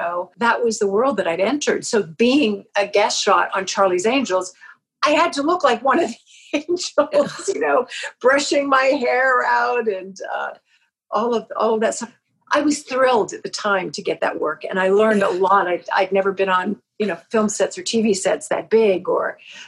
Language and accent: English; Vancouver Island, British Columbia, Canada; growing up on Vancouver Island in the 50s and the 60s and the early 70s